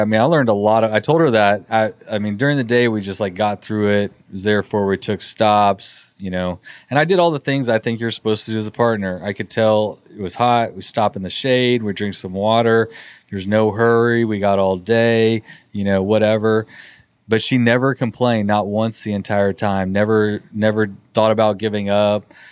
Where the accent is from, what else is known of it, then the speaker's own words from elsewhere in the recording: Texas, United States; we're from Texas